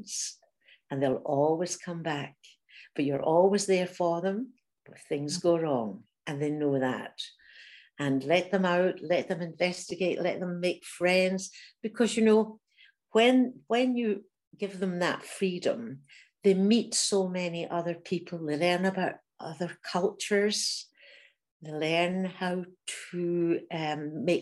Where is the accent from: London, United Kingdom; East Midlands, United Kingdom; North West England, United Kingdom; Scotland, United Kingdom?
Scotland, United Kingdom; Glasgow; moved away as an adult; also born or lived in Germany; I was from Glasgow, hadn't really travelled very much. I was only 20